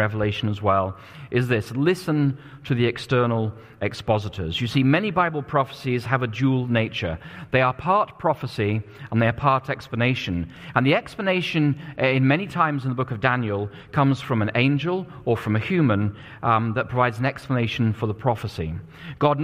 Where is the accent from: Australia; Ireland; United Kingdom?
United Kingdom; England; now in United States; I was growing up in England at the time